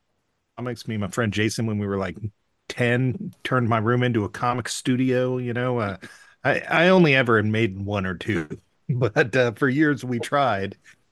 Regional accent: California, United States; now in Ashland, United States; I'm a California expatriate. I now live in Southern Oregon. I live in Ashland, Oregon.

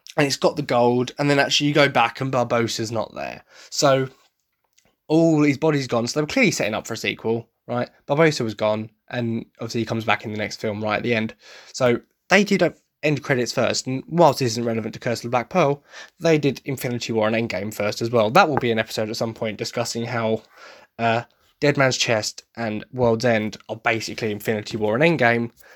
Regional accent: Essex, East of England, United Kingdom; I come from Essex

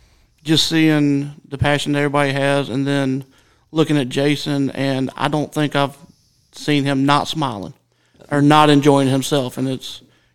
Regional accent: Statesboro, Georgia, United States; I grew up right here around Statesboro and Brooklyn area.

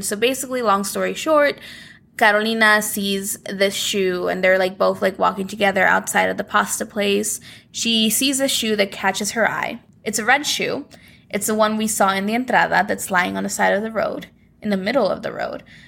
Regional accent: Guerrero, Mexico; my home state of Guerrero

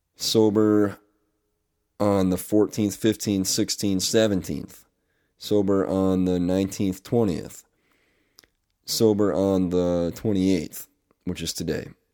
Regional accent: Northeast, United States; I am officially back in my home state, up here in the Northeast

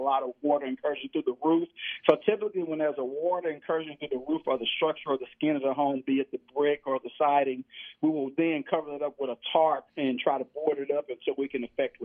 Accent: Houston, Texas, United States; also born or lived in California; born and bred in Houston, Texas

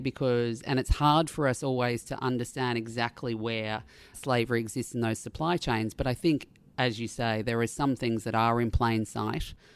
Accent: Australia; being an Australian

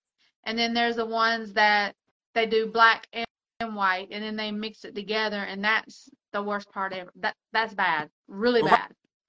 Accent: Mexico; Growing up in Mexico and being around Hispanics my whole life

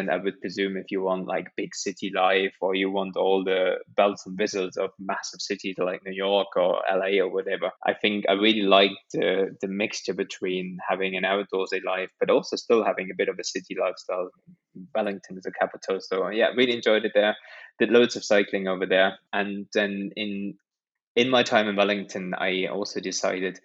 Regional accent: Germany; now in United Kingdom; I grew up in Germany

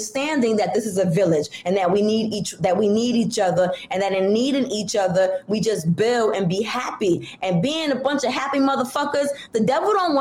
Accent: Brooklyn, New York, United States; moved away as an adult; now in Bronx, United States; I grew up in Brooklyn, in Bushwick

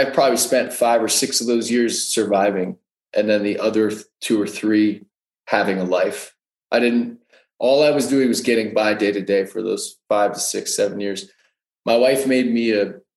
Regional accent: New Jersey, United States; moved away as an adult; also born or lived in New York / Denver; I grew up in New Jersey

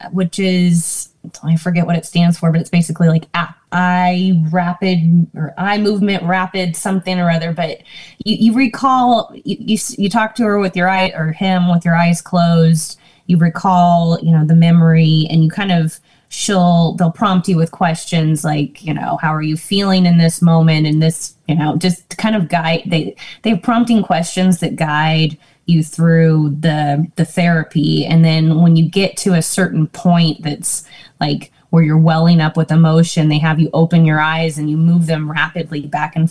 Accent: California, United States; also born or lived in Georgia; I pretty much was raised in California

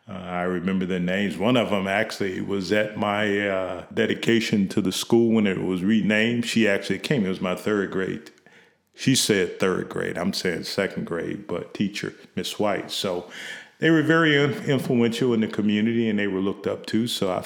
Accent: Kankakee, Illinois, United States; Probably very early on, because in my neighborhood that I grew up in Kankakee, Illinois, most of the individuals that were influential in my life were teachers.

